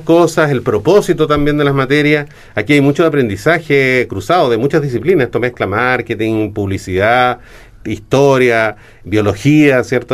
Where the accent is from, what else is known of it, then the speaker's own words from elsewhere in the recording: Chile; en Chile nosotros tenemos un desarrollo de industria del turismo